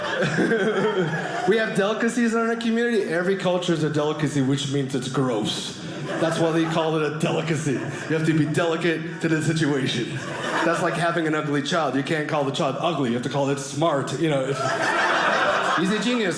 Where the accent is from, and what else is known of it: Canada; born or raised there; accent: Filipino; first language English